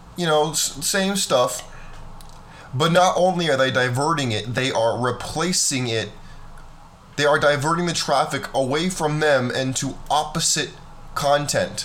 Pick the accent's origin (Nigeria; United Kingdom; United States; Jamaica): United States; California; I grew up in California